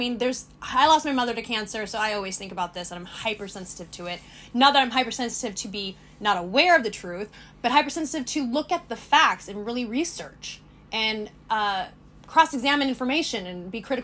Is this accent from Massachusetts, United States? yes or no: no; Sonoma County, California, United States; I grew up in Sonoma County